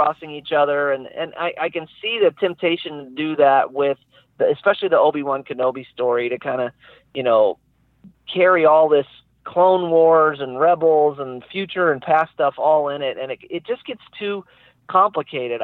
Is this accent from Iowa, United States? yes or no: no; Terre Haute, Indiana, United States; moved away as an adult; also born or lived in California; my hometown in Indiana, in Terre Haute